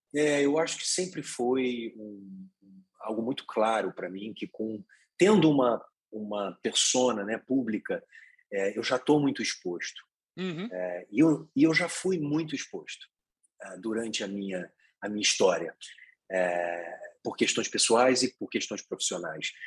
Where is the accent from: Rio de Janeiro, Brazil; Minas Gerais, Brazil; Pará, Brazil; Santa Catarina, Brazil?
Rio de Janeiro, Brazil; Petrópolis; moved away; eu sou de Petrópolis, uma cidade na Serra ali, eu não fui criado no Rio de Janeiro, numa cidade grande